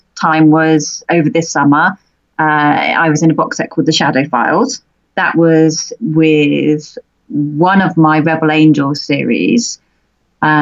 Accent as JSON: {"language": "English", "country": "United Kingdom", "said": "being a British author"}